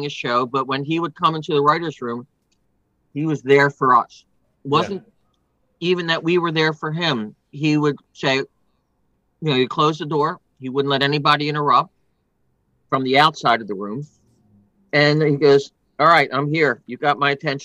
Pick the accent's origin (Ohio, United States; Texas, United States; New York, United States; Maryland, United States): Maryland, United States; Baltimore; I was from Baltimore